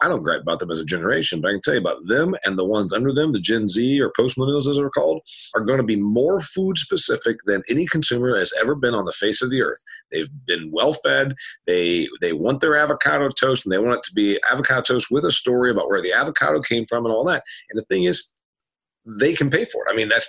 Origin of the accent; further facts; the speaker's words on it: Indiana, United States; I know you don't know about corn like I do, because I'm from Indiana